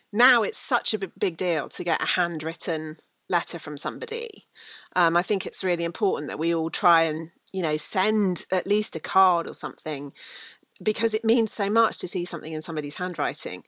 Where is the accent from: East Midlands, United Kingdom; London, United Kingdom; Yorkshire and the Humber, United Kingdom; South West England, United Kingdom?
South West England, United Kingdom; Bruton; And I grew up in Somerset in the really lovely, we could have a whole podcast about this actually, a town called Bruton